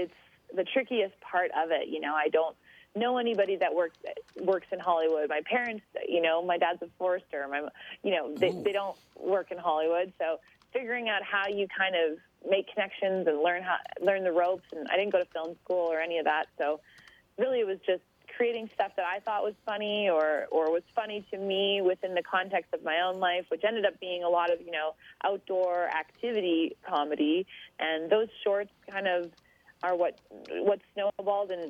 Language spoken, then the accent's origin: English; Nanaimo, British Columbia, Canada; moved away as an adult; also born or lived in Port Alberni / Quebec / Switzerland; I grew up on Vancouver Island in BC, Canada